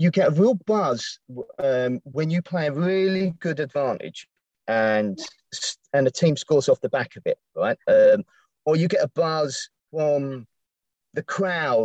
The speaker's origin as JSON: {"language": "English", "town": "Eltham", "region": "London", "country": "United Kingdom", "also_born_or_lived": "Dartford", "moved": "as an adult", "said": "I'm originally from Eltham"}